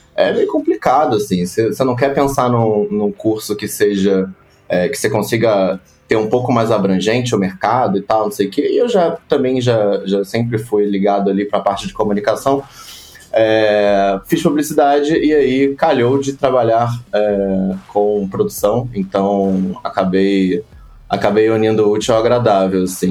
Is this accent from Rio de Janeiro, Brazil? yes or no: yes; Rio de Janeiro, Brazil; moved away as an adult; now in São Paulo, Brazil; Sou do Rio de Janeiro, da Zona Oeste do Rio de Janeiro. É, já tô em São Paulo já há um tempinho.